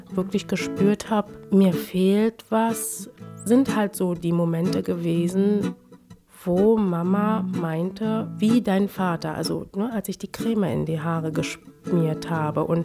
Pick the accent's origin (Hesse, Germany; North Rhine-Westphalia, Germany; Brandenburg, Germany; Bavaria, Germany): Brandenburg, Germany; Potsdam; Ich bin halt dort in Potsdam als einzige Farbige groß geworden.